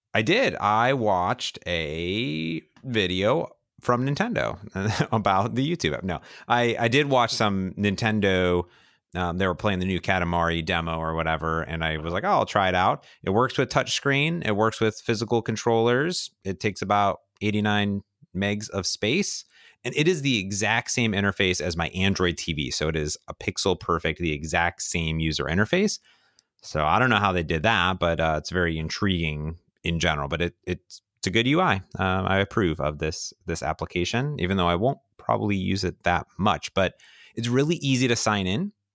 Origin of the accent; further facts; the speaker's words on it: Cleveland, Ohio, United States; I grew up in Cleveland, right, with the Cleveland Indians